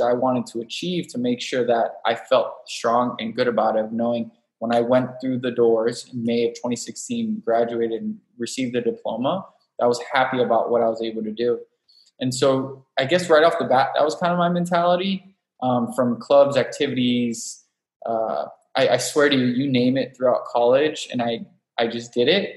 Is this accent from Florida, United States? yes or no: yes; Miami, Florida, United States; moved away as an adult; also born or lived in New York / Los Angeles; now in San Diego, United States; I was born and raised in Miami